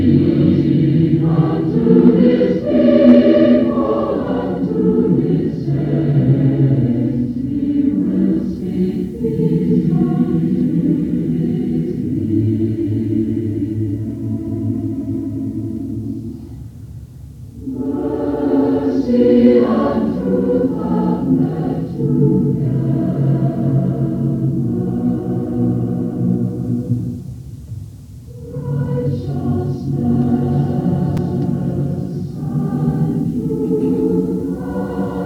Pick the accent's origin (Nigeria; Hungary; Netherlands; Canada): Canada; Meaford, Ontario; also born or lived in Abilene, Texas; I'm from Meaford